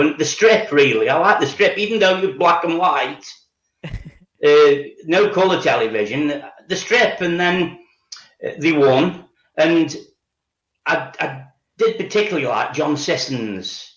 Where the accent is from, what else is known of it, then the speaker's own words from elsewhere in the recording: Stoke-on-Trent, West Midlands, United Kingdom; I was born in Stoke on Trent and I've lived here all my life